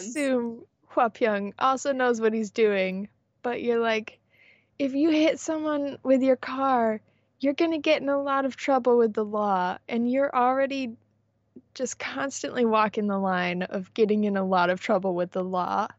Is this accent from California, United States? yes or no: yes; San Diego, California, United States; I grew up in San Diego